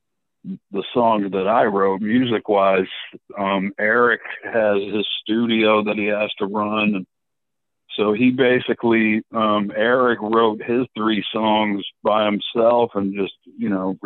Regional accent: Buffalo, New York, United States; now in Florida, United States; We grew up in Buffalo, New York

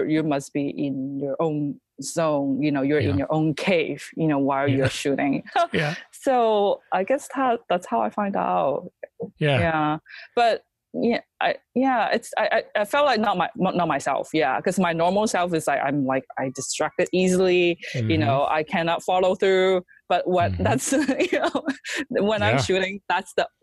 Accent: China; English is a second language; now in United States; we were in China, so we went back for Chinese New Year

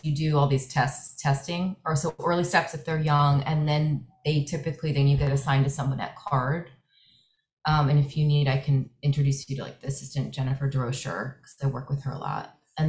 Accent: Connecticut, United States; moved away; I'm not from here, I'm from Connecticut.

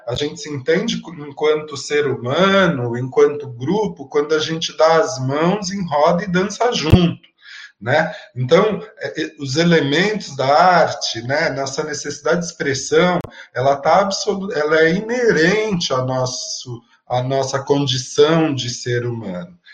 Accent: São Paulo, Brazil; Eu venho da periferia da Zona Sul de São Paulo

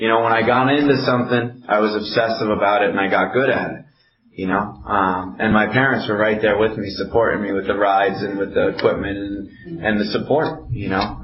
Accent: Amherst, Massachusetts, United States; also born or lived in Belchertown, Massachusetts; I grew up in Amherst, Mass. That's where I'm from. Well, I'm from Belchertown. It's right next to Amherst

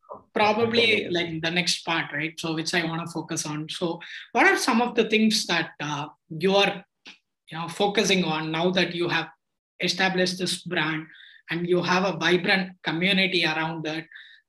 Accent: Tiruchirappalli, Tamil Nadu, India; born or raised there

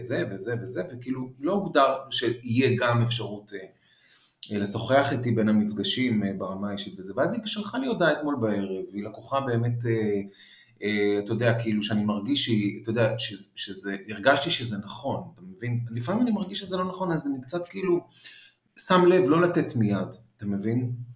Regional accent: Israel; also born or lived in Paris, France; חזרנו כאילו מ, משליחות ב, בפריז, אז, אה, אז הייתי ילד כזה שהוא לא, לא רגיל להיות בארץ וכל זה, כאילו נולדתי בארץ ואז נסענו לחמש שנים וחזרתי

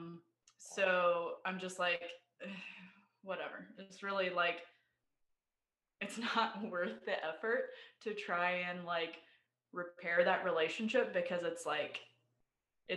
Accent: Idaho, United States; also born or lived in Bay Area, California; now in Austin, United States; So I was born in the Bay Area in California. And when I was six, we moved to Idaho because that's where a lot of my dad's family is.

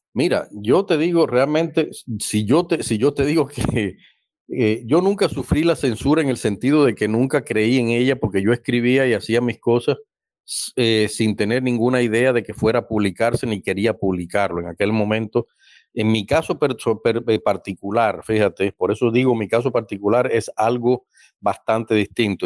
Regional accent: Cuba; moved away as an adult; now in Germany; yo como cubano y además ciudadano alemán que trabajo en esa institución

